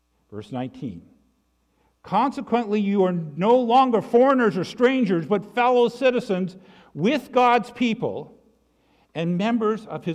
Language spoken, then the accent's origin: English; Canada; I'm a Canadian. I can trace my Canadian roots back to the 16th century